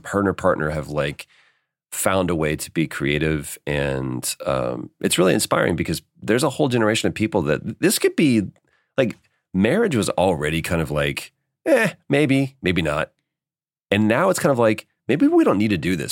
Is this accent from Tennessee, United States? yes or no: no; Dallas, Texas, United States; moved away as an adult; now in Los Angeles, United States; we're both from Texas. We both um, uh, grew up in Dallas and we moved out to LA within weeks of each other.